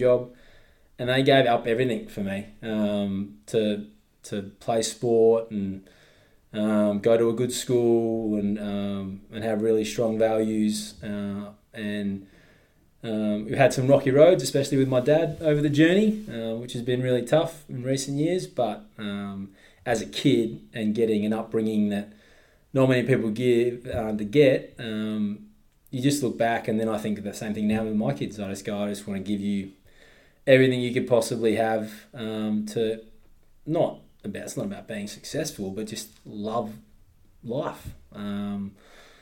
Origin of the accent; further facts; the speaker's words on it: Swan Valley, Western Australia, Australia; I grew up in the Swan Valley